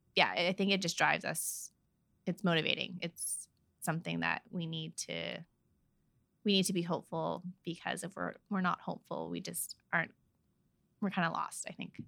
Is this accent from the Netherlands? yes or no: no; Vancouver, British Columbia, Canada; all my cousins and all of us have been born and raised in Vancouver